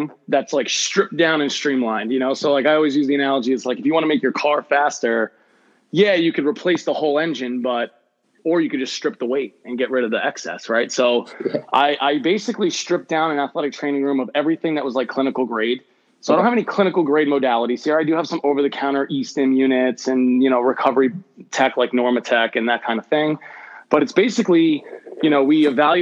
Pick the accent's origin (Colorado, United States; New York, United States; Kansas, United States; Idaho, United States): New York, United States; Long Island; moved away as an adult; also born or lived in Florida; I'm originally from the Long Island area. So I grew up, you know, right on Long Island.